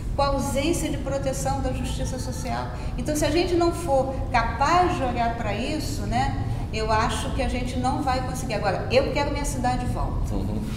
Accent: Penha, Rio de Janeiro, Brazil; Penha, que é o bairro onde eu moro, onde a minha mãe ainda mora, o bairro onde eu cresci

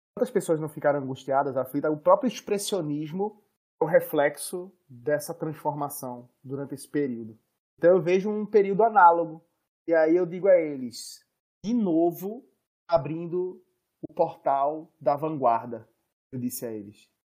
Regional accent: Northeast Region, Brazil; da nossa região

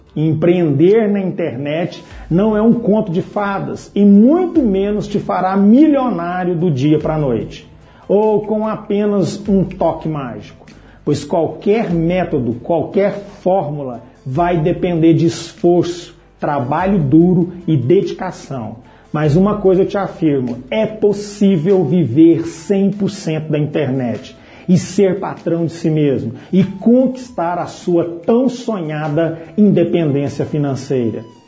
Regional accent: Patrocínio, Minas Gerais, Brazil; Em 2011, retornei à minha cidade natal, Patrocínio, Minas Gerais

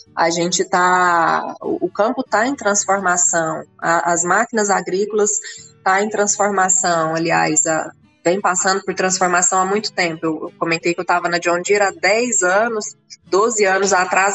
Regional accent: Rio Verde, Goiás, Brazil; Eu, eu nasci em Rio Verde, logo criança fui é. morar na fazenda fui criada na roça até vir para a escola

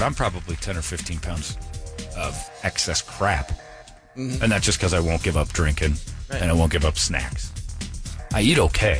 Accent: Indiana, United States; moved away; You go back to my hometown in Indiana.

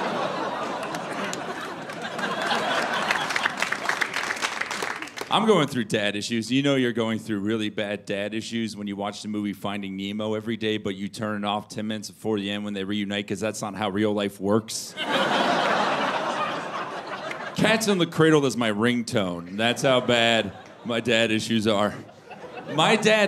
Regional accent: Florida, United States; moved away; I'm from Florida originally

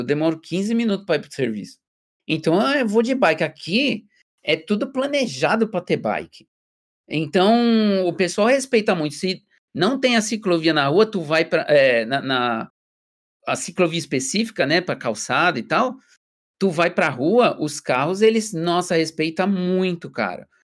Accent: Brazil; moved away as an adult; now in Germany; eu sou brasileiro

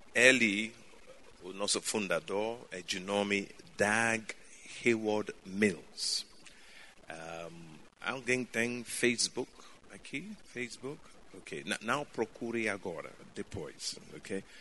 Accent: Ghana; Portuguese is a second language; moved away; Eu nasci em Ghana, África

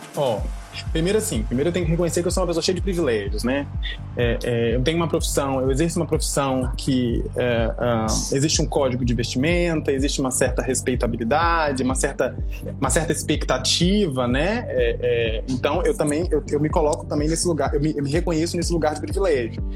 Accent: Cariacica, Espírito Santo, Brazil; sou de Cariacica, eu tenho muito orgulho

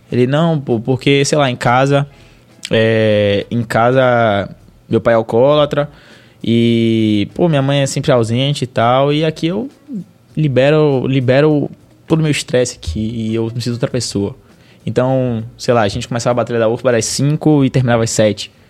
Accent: Valença, Bahia, Brazil; eu sou lá da, de Valença, se eu não me engano

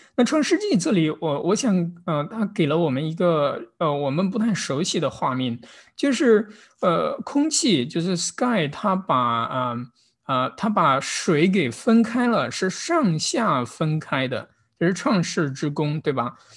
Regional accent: Kaifeng, Henan, China; now in Los Angeles, United States; 我来自河南开封

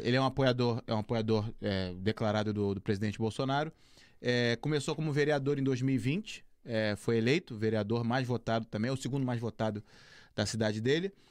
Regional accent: Brazil; moved away; eu falando como brasileiro

